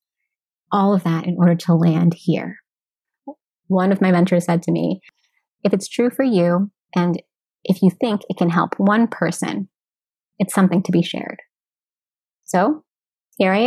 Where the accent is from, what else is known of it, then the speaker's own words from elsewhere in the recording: United States; I am American born, but my roots are Austronesian, Filipino, Indigenous, and Hispanic.